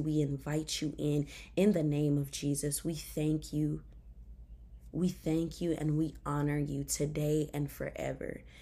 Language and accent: English; Memphis, Tennessee, United States; moved away as an adult; also born or lived in Chattanooga, Tennessee; I'm from Memphis, Tennessee. Uh, I graduated from White Station High School